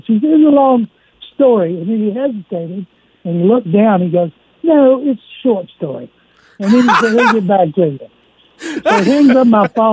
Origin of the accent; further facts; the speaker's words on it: United States; I'm an American